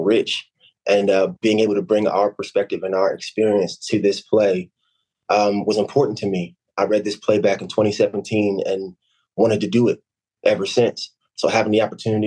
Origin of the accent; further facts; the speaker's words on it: Camden, New Jersey, United States; I'm from Camden, New Jersey